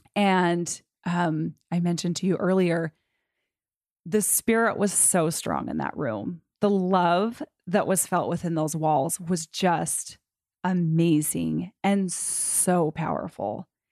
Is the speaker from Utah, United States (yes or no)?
yes; Utah, United States; I grew up in Utah County.